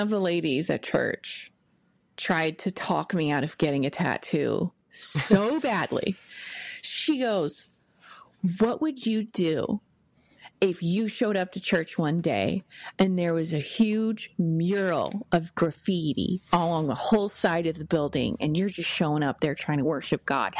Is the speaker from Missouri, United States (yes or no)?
yes; Missouri, United States; I was born and raised here in Missouri